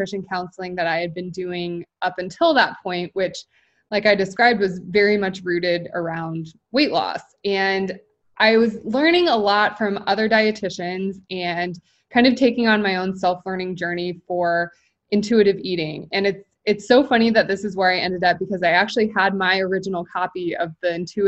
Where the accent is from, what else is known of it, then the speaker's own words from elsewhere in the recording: Midwest, United States; now in Kansas City, United States; I'm based in Kansas City, so pretty much born and raised in the Midwest.